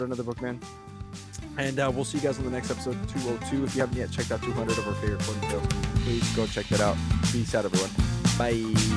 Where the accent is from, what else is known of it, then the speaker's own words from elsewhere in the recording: Nebraska, United States; now in Portland, United States; I come from Nebraska